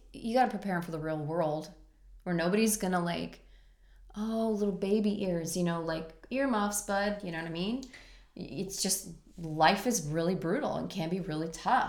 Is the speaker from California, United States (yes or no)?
no; Texas, United States; We're from Texas.